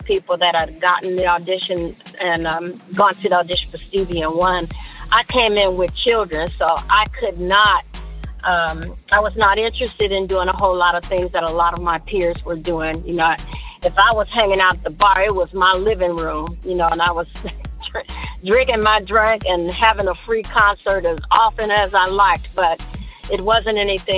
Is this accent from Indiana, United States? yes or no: yes; Gary, Indiana, United States; I grew up in a musical family in church in Gary, Indiana